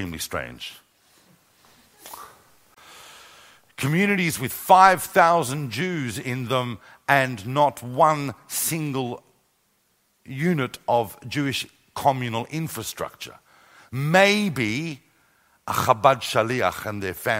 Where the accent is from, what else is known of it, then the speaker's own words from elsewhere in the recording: Australia; also born or lived in London; now in Jerusalem, Israel; When I was growing up in Australia, even though my entire family had missed the whole Holocaust experience, I'm an eighth generation Australian